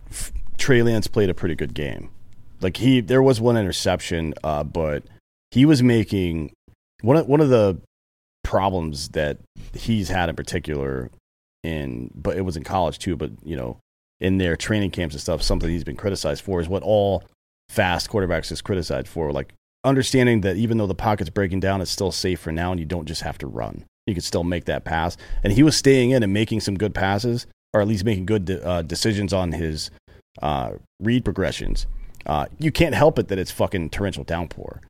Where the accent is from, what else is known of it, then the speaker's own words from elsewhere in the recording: United States; moved away; I'm from the Carolinas where they have primarily mustard-based sauce